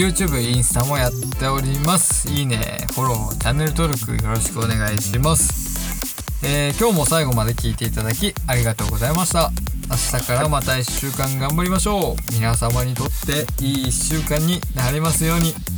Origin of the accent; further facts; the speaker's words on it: Hokkaido, Japan; moved away; 僕の実家とかは、まあ、そんなに JR の恩恵を感じれるポイントじゃなかった